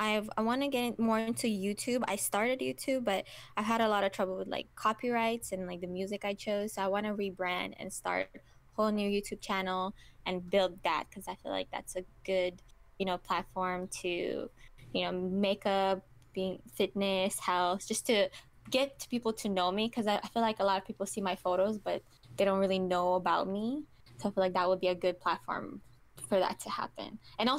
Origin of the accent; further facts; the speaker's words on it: Kazakhstan; also born or lived in Thailand / Killeen, Texas; now in Austin, United States; But because I moved from Kazakhstan and lived in Thailand, and I lived in Fort Hood, Killeen, Texas, which is not a lot of opportunity for models to grow. It's not until I came to Austin that I've been doing it.